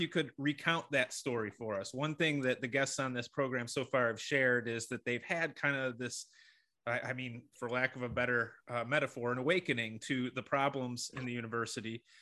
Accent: Rochester, New York, United States; I grew up in Rochester, New York

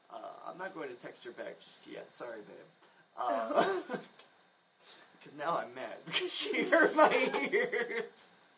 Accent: Colorado, United States; moved away; I'm from Colorado.

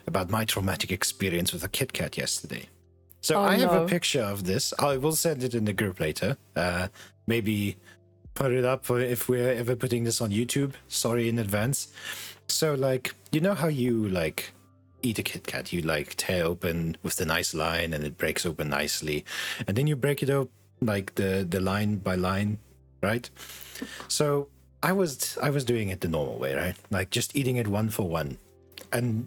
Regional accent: South Africa; we're South African

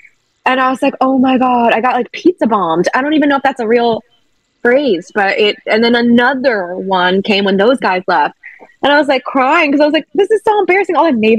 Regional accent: Chicago, Illinois, United States; also born or lived in Virginia / Seattle; now in Los Angeles, United States; I've lived in LA since 2009, and I moved here from Seattle, Washington. But I grew up in Chicago and Virginia, and I've always wanted to get into entertainment.

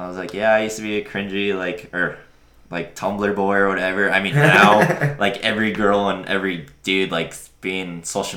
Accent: small town Nebraska, United States; my hometown, you know, just small town Nebraska

